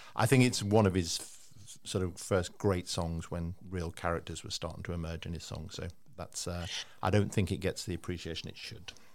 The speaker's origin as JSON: {"language": "English", "town": "Liverpool", "region": "North West England", "country": "United Kingdom", "tie": "born or raised there", "said": "I was like 15. I'm growing up in Liverpool"}